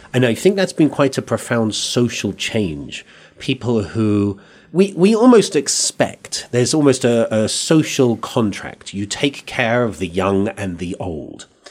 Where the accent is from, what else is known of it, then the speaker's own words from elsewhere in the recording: England, United Kingdom; accent: English; now in Santa Fe, United States; I come from England